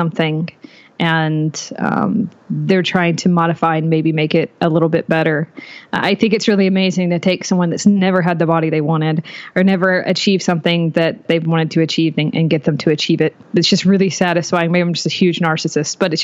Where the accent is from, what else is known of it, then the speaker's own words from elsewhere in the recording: North Carolina, United States; I am out of North Carolina. I was born in North Carolina. I'm still here